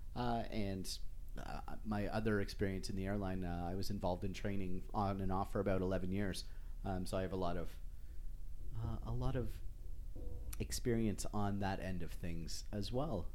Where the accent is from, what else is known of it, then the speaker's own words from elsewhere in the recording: just outside of Toronto, Ontario, Canada; first language English; moved away as an adult; now in Western Canada; I grew up just outside of Toronto